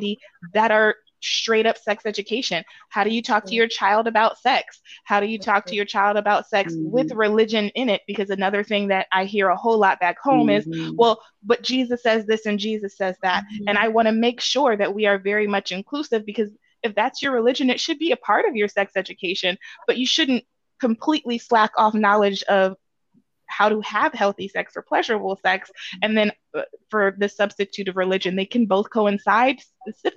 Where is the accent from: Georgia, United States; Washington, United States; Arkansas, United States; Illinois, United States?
Georgia, United States; Atlanta; I grew up in Atlanta, or the suburbs of Atlanta rather.